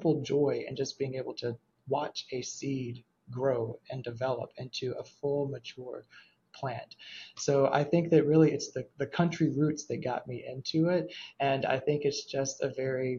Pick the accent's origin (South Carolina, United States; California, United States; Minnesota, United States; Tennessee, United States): South Carolina, United States; Waterloo; moved away as an adult; now in Atlanta, United States; I grew up in rural South Carolina in a very small town called Waterloo, South Carolina